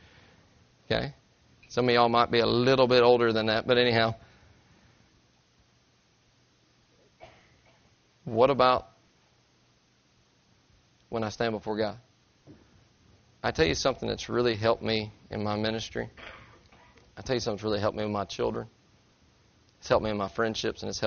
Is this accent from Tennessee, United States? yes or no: yes; Tennessee, United States; I'm from Tennessee